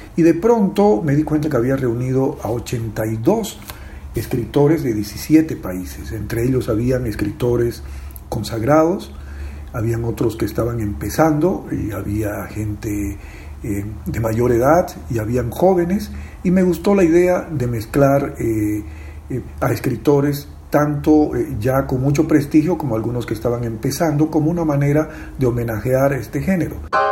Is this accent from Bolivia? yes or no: yes; Bolivia; escritor boliviano